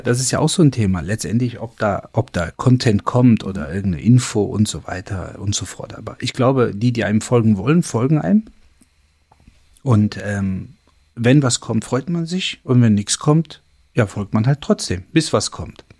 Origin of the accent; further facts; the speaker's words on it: Germany; ich bin in Deutschland geboren, Deutschland aufgewachsen, ähm, meine gesamte Ausbildung hier gemacht